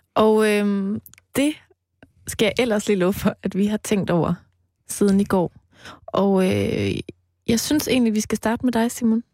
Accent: Mols, Central Denmark Region, Denmark; moved away; jeg voksede op ude på Mols, på landet

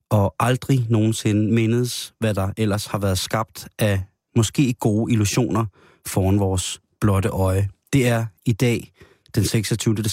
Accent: Denmark

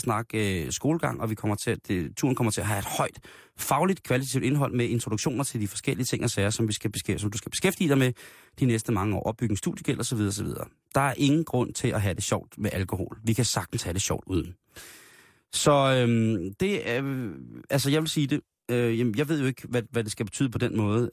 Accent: Denmark; der er vi jo af danskere et så generet folkefærd

